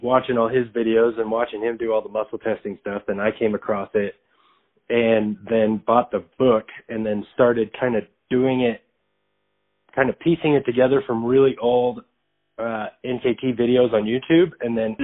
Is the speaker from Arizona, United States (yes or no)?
yes; Arizona, United States; I'm from Arizona